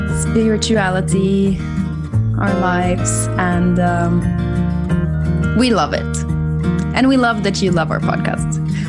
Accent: Norway; moved away as an adult; now in Portugal; We're both from Norway. We're sisters.

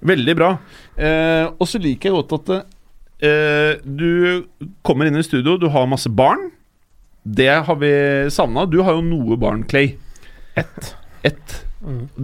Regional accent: Oslo, Norway; Jeg er fra Oslo, 35 år, ja.

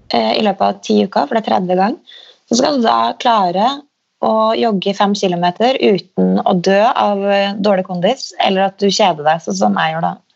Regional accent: Steinkjer, Trøndelag, Norway; der vi vokste opp, på, på Lerkehaug da, i Steinkjer

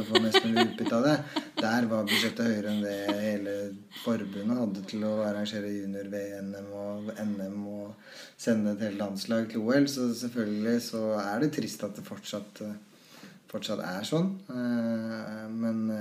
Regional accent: Trysil, Innlandet, Norway; da vi vokste opp i Trussel

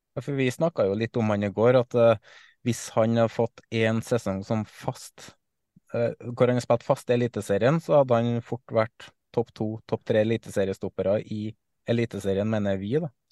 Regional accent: Trøndelag, Norway; som trønder

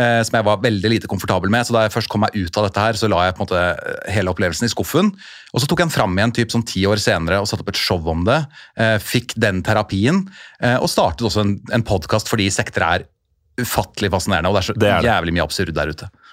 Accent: Oslo, Norway; jeg er jo født og oppvokst på Oslo øst

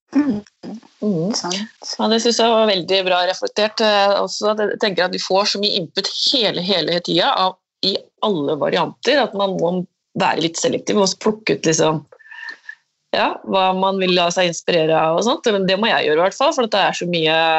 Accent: Askim or Trøgstad area, Østfold, Norway; her er jo jeg vokst opp selv, så dette er jo hjembyen min

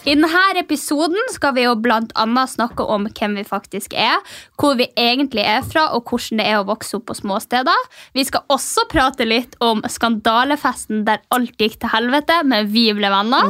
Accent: Mehamn, Finnmark, Norway; moved away; når jeg kommer hjem til Mehamn, da, eh, tettstedet der jeg kommer fra

